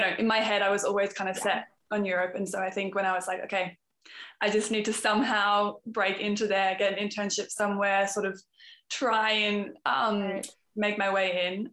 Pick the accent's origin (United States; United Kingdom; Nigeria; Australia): Australia; also born or lived in Canada; now in Amsterdam, Netherlands; I'm an Aussie, um, but I'm living in Amsterdam at the moment.